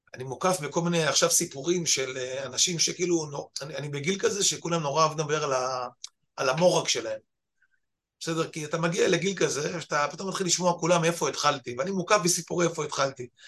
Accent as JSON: {"language": "Hebrew", "area": "the Krayot", "region": "Haifa District", "country": "Israel", "moved": "as an adult", "lives_now": "central Israel", "said": "באנו אנחנו מהקריות"}